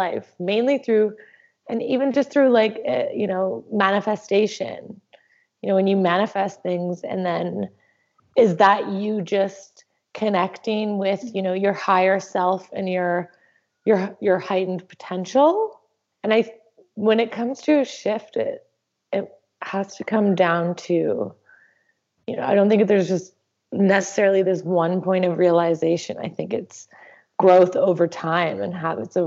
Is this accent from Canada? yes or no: yes; Canada; I'm from Canada